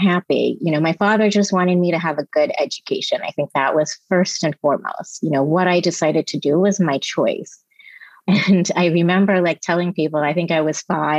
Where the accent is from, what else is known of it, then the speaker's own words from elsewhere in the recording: New Jersey, United States; also born or lived in Mumbai, India; I grew up in New Jersey on the East Coast. I think I was there from the time I was six.